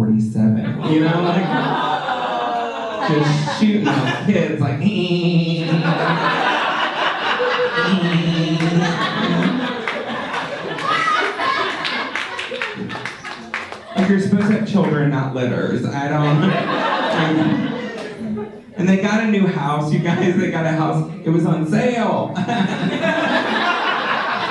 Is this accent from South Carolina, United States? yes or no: no; Texas, United States; moved away; also born or lived in Los Angeles / Wisconsin; I grew up in small town Texas